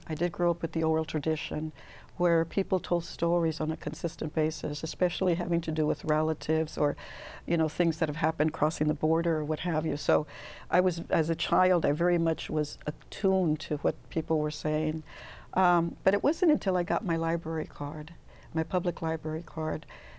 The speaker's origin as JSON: {"language": "English", "region": "California", "country": "United States", "tie": "born or raised there", "said": "I grew up summers picking in Easton, close to Fresno. My whole family did, as a matter of fact."}